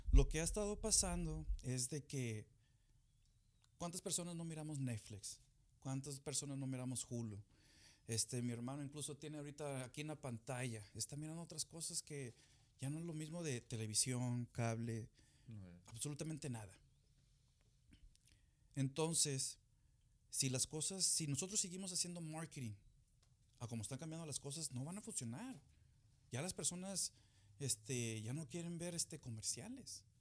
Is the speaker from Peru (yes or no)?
no; United States; born there; Pero yo nací aquí en Estados Unidos, mi hermano, mis hermanas, todos nacimos aquí.